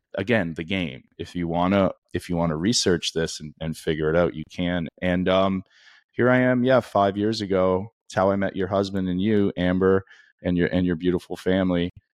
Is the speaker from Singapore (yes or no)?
no; Canada; I grew up in Canada